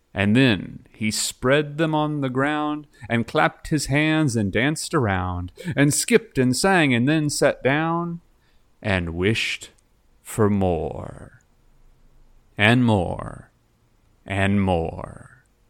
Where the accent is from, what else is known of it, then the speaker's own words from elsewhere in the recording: Dallas, Texas, United States; I'm from Dallas.